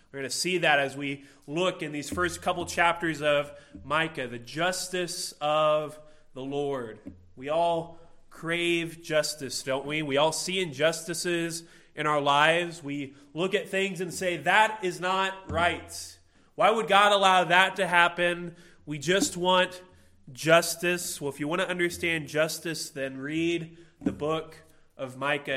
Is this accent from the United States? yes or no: yes; Illinois, United States; I grew up in Illinois